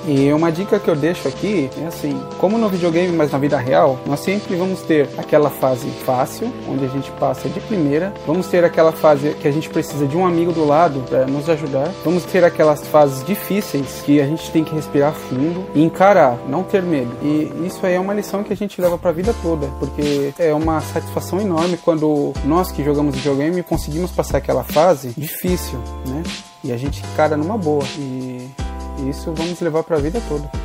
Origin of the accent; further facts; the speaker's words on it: São Paulo, Brazil; Eu sou aqui de São Paulo, moro aqui no, na Zona Sul